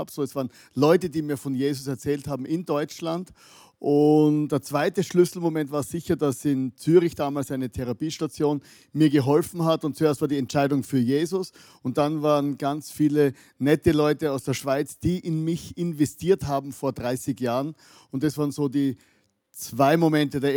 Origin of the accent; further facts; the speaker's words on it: Austria; now in Vienna, Austria; geboren am Land, wohne jetzt in der Großstadt in Wien